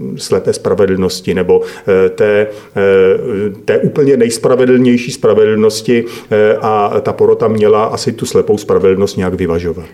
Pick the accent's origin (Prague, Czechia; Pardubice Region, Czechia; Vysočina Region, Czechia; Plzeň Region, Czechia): Plzeň Region, Czechia; Domažlice; jsem e, rodák z Domažlic